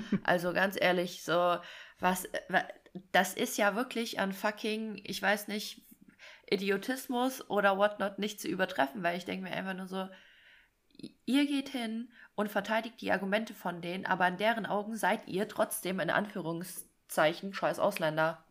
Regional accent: Fulda, Hesse, Germany; ich komme ja aus Fulda

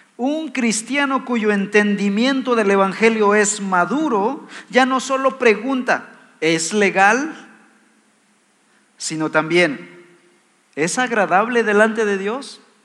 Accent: Mexico; Somos ciudadanos mexicanos

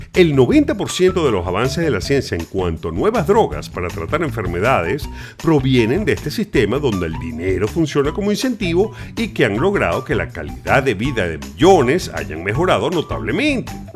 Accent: Venezuela; sabemos los venezolanos

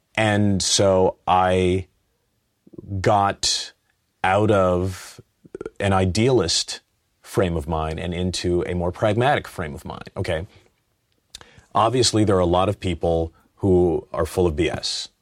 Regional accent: Los Angeles, California, United States; I'm from Los Angeles.

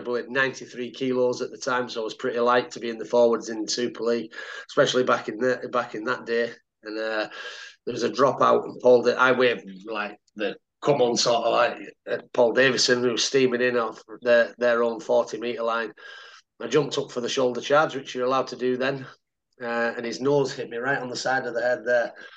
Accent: Cumbria, North West England, United Kingdom; moved away as an adult; also born or lived in Lancaster / Sheffield / Wakefield; I was born in Lancas Lancaster. So I'm a Lancastrian at birth. Uh, but I lived in Cumbria till I was 18

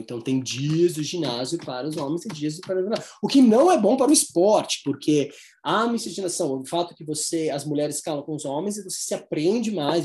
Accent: Brazil; nós somos brasileiros

